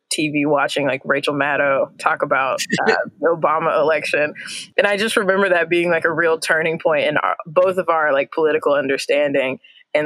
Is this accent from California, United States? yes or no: no; Indiana, United States; growing up in Indiana